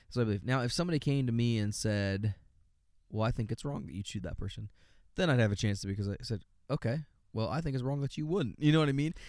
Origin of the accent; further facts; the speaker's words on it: United States; I'm an American